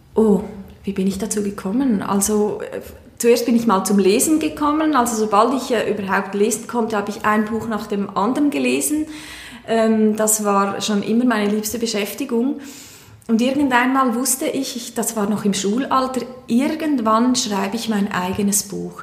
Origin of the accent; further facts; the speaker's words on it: Aargau, Switzerland; now in Chur, Switzerland; wohne in Chur, bin ursprünglich aus dem Kanton Aargau